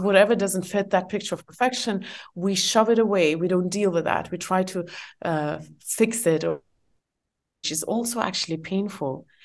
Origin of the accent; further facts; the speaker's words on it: Estonia; English is a second language; moved away as an adult; also born or lived in Asia; I'm from Estonia.